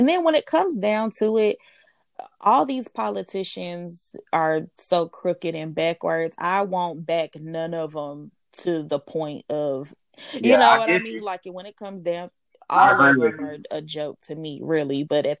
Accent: United States

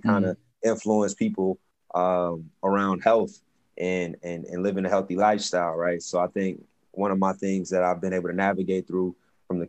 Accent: Atlanta, Georgia, United States; moved away as an adult; also born or lived in Nashville / Boston; when I came out of school, I'm from Atlanta, but I came from a school that was kind of considered like, I guess, the hood a little bit

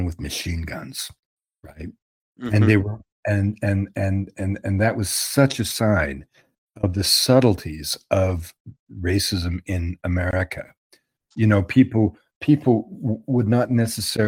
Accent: Canada; I'm a Canadian observer from afar

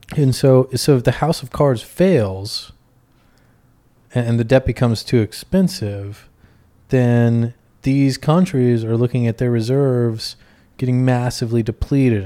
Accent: Texas, United States; now in Brooklyn, United States; I'm from Texas originally

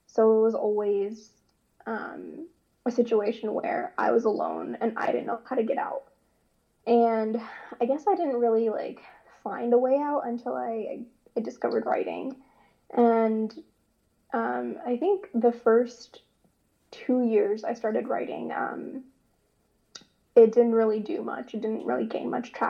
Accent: Ottawa, Ontario, Canada; now in Columbia, United States; originally from Canada. I was born in Ottawa, Ontario, but now I live in the States, in Columbia, South Carolina

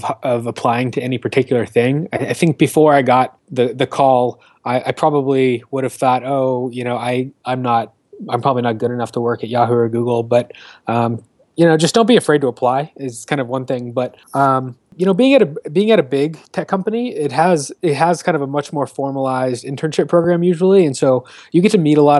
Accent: Florida, United States; I grew up in Florida. Was there all the way through college at the University of Florida

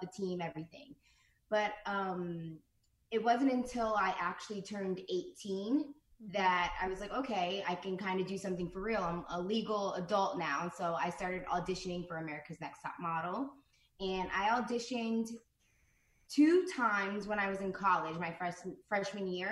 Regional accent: New Jersey, United States; moved away as an adult; also born or lived in Los Angeles, United States; I'm from New Jersey, so I would like travel into the city by bus

